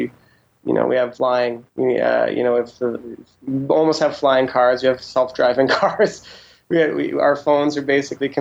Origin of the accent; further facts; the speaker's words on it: Saskatchewan, Canada; moved away; I'm originally from Saskatchewan, so most of my family's Mennonite, and so they're not super keen on technology